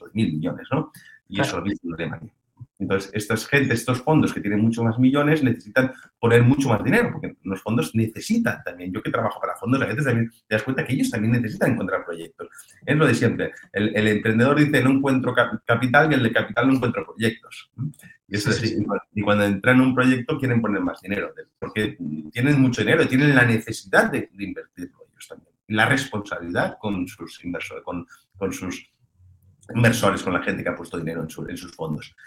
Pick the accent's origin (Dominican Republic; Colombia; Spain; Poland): Spain; Sant Joan de Vilatorrada, Catalonia; yo soy de San Juan del Vallés